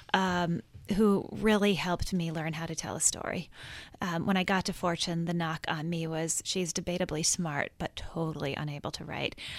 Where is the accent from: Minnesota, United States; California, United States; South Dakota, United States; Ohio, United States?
Minnesota, United States; I grew up in Minnesota, and I think of myself in many ways as, as Minnesota nice